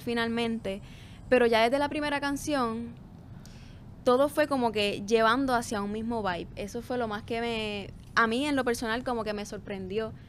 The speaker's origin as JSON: {"language": "Spanish", "town": "Corozal", "country": "Puerto Rico", "tie": "born or raised there", "said": "vengo de Corozal, que yeah. mi pueblo, o sea, allí la cultura musical es bien rica"}